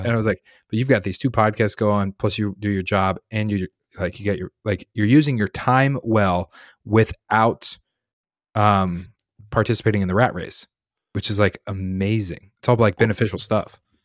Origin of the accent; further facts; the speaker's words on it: Colorado, United States; now in Massachusetts, United States; I grew up in Colorado